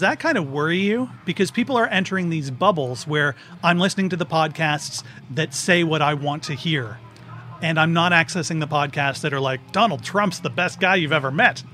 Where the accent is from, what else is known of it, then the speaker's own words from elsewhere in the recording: Grimsby, Ontario, Canada; moved away; I'm from Grimsby.